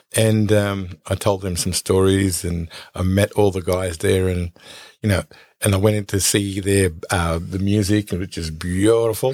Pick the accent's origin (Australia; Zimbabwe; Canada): Australia; Nambucca Heads, New South Wales; I grew up in Nambaca Heads on the Aboriginal Reserve in Nambaca Heads